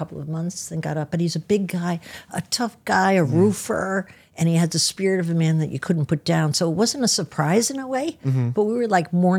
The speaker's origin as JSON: {"language": "English", "town": "Edgewater", "region": "New Jersey", "country": "United States", "tie": "born or raised there", "moved": "yes", "lives_now": "New York City, United States", "said": "I grew up in New Jersey, but I live in the city"}